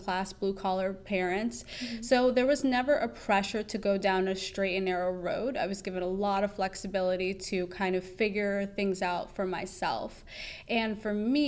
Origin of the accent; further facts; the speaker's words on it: New York City, New York, United States; moved away as an adult; also born or lived in North Carolina; now in Washington, D.C., United States; my teen and early adult years in New York City